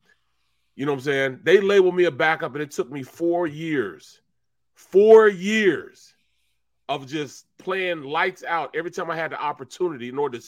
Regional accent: St. Louis, Missouri, United States; I'm from St. Louis, the show me state

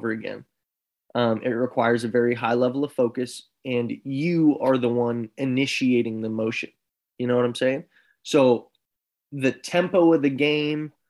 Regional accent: Seattle, Washington, United States; I'm from Seattle

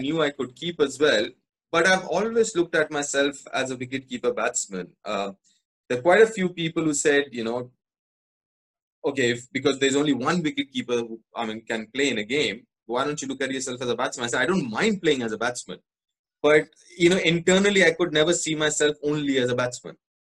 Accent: Kolkata, West Bengal, India; born there; because I was born here in Calcutta, so I qualify to play for Bengal

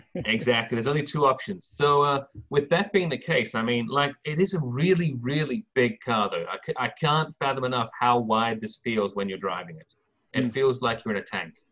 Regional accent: England, United Kingdom; now in California, United States; I'm an Englishman

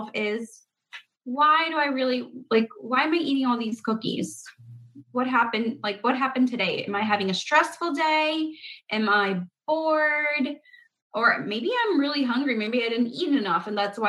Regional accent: Paraguay; now in United States; I was not born in America. I was born in South America, in Paraguay. But like, we didn't grow up with baking all the cookies

